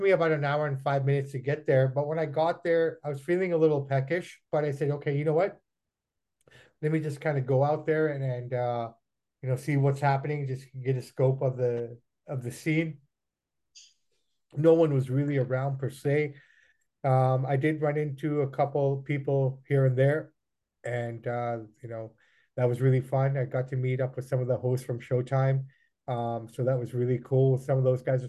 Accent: Vancouver, British Columbia, Canada; I'm from Vancouver

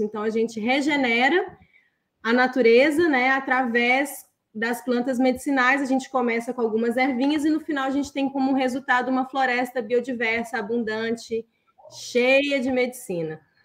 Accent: Belo Horizonte, Minas Gerais, Brazil; eu nasci num apartamento em Belo Horizonte, Minas Gerais

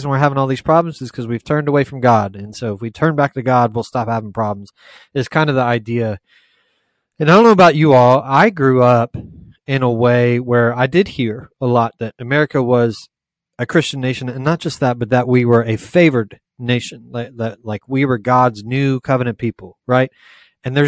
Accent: United States; I'm proud to be an American

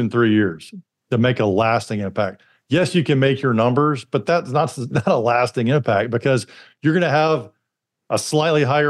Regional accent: Alabama, United States; growing up in Alabama

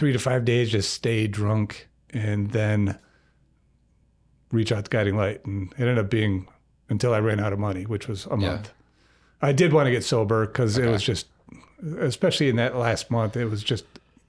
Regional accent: Troy, Michigan, United States; now in Grand Rapids, United States; I am from the east side of the state. I grew up in Troy, lived in Ferndale a lot of years. I made it to Grand Rapids via the legal system.

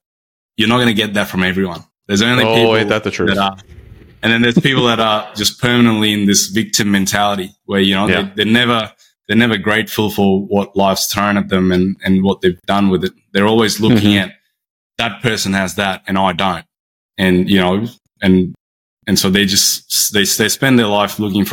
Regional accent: Brisbane, Queensland, Australia; I'm from Brisbane on the east coast of Australia

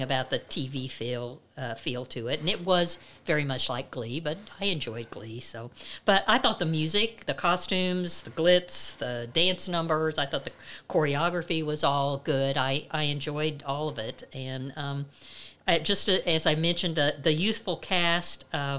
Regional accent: Midwest, United States; I grew up in the Midwest

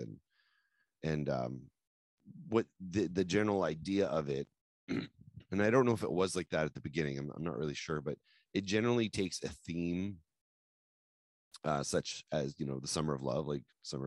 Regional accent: New Brunswick, Canada; we came from New Brunswick. So we're in a big town

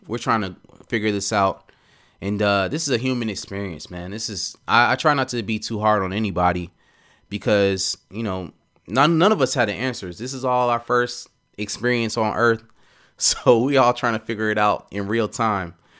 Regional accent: Atlanta, Georgia, United States; I grew up in Atlanta, so I say y'all. I talk slow

